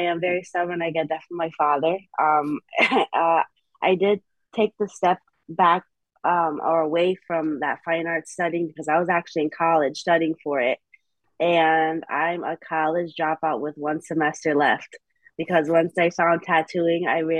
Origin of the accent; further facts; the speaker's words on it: New Haven, Connecticut, United States; It's where I'm born and raised in New Haven. I've lived in other cities here and there. I've lived in West Haven for a little bit, Hamden for a little bit.